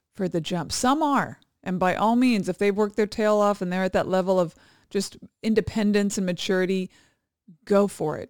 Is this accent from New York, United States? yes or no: no; Kailua, Hawaii, United States; moved away; Kailua, which is the small town I grew up in on